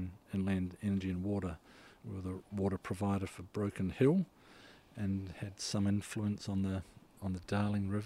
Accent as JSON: {"language": "English", "country": "Solomon Islands", "tie": "born or raised there", "also_born_or_lived": "Tolaga Bay, New Zealand", "moved": "yes", "said": "I was born in the Solomon Islands"}